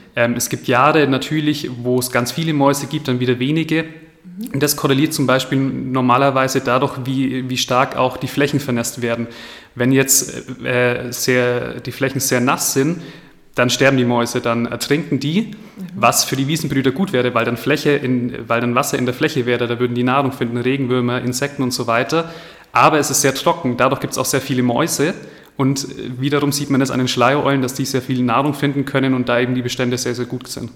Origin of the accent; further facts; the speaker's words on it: Bavaria, Germany; bei uns in Bayern